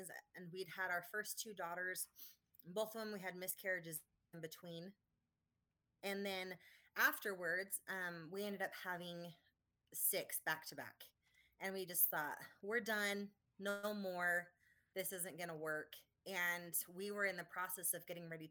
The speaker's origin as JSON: {"language": "English", "region": "Idaho", "country": "United States", "tie": "born or raised there", "said": "I was born and raised in Idaho. I lived here my whole life."}